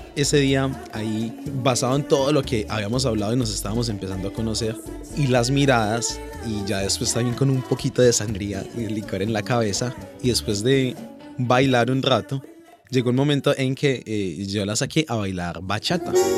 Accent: Pereira, Risaralda, Colombia; moved away as an adult; now in Australia; en sí soy colombiano y me siento orgulloso de ser pereirano

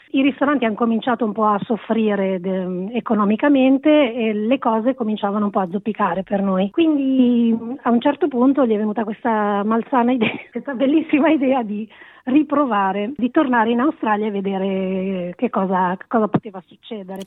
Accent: Italy; first language Italian; moved away as an adult; nella mia lingua tra l'altro, un, nel mio paese

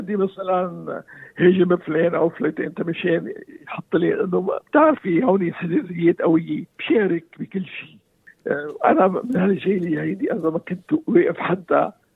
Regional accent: Lebanon; moved away as an adult; now in Australia; انا آه، جاي من لبنان

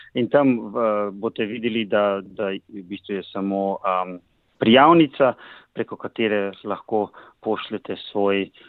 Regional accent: Slovenia; now in Queensland, Australia; na naši univerzi imamo trenutno štiri profesorje iz Slovenije, ki so slovenskega rodu. To so Sergeja Slapničar, Boštjan Kobe in Sara Dolničar. Eh, in, in jaz

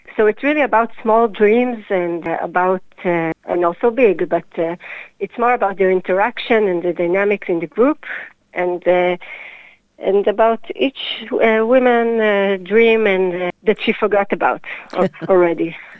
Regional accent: Hadera, Haifa District, Israel; also born or lived in Jerusalem; now in Tel Aviv, Israel; I was born in Hadera 38 years ago

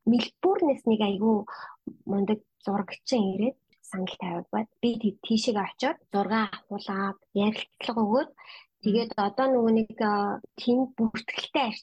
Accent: Ulaanbaatar, Mongolia; now in Brisbane, Australia; Би өөр Улаанбаатар хотод төрөөд Улаанбаатар хотод олгосон Бахтайргийн охин байгаа. Аа манай гэрийнхэн бүгдээрээ аа Сүхбаатар аймгийн.

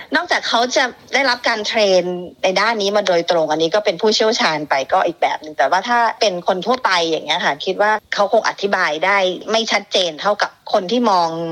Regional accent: Thailand; moved away as an adult; now in Australia

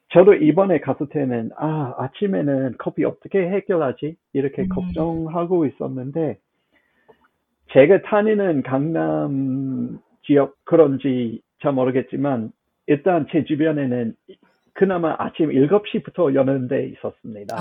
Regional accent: Australia; 제가 호주인으로서는

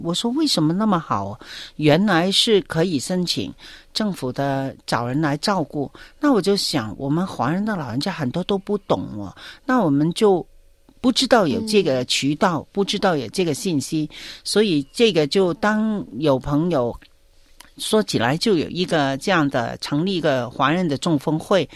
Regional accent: Hong Kong; moved away as an adult; now in Victoria, Australia; 我们香港人做事的效率还是蛮高的

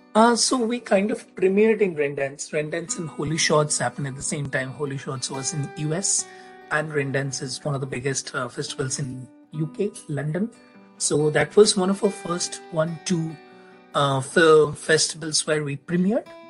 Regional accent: India; I'm from India

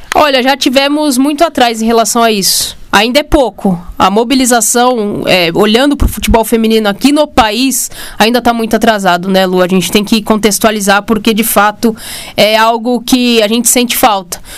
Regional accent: Brazil; a gente é brasileiro

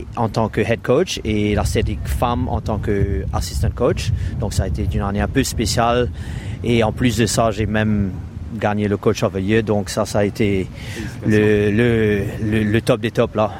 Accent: Mauritius; moved away as an adult; also born or lived in Victoria, Australia; now in Melbourne, Australia; j'ai quitté Maurice en 98

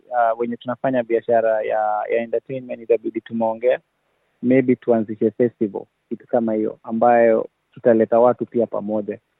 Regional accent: Kenya; now in Sydney, Australia; Kwangu mimi kama Mkenya

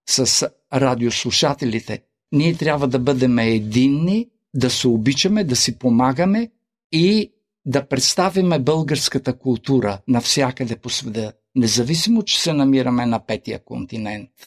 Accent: Australia; Също като кажа, че съм от Австралия, че живея в Австралия, те казват Виена ли, Австрия това така ме изненади.

